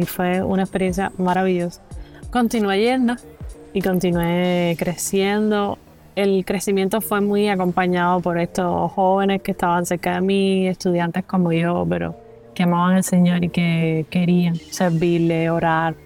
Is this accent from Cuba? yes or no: yes; Pinar del Río, Cuba; tengo 30 años, soy cubana.